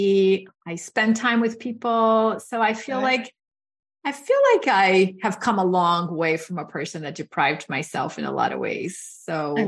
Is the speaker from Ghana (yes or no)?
no; Brazil; moved away; I grew up in Brazil and I grew up with very limited resources